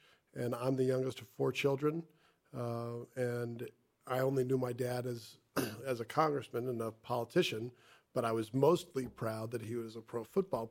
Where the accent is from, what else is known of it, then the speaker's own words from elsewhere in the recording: Bethesda, Maryland, United States; I was born in June of 71, and so I grew up in Bethesda, Maryland. My mom's in the same house where I grew up.